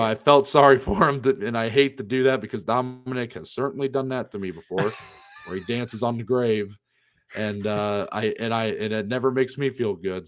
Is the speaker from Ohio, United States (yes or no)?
yes; Ohio, United States; we are from Ohio